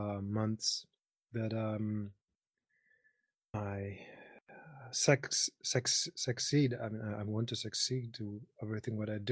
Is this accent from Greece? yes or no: yes; Nafplio, Peloponnese, Greece; English is a second language; moved away as an adult; now in Austria; I come from Greece. I was born in 82.